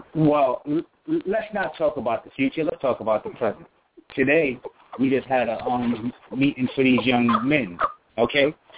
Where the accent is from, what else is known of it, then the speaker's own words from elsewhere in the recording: New York, United States; I'm from New York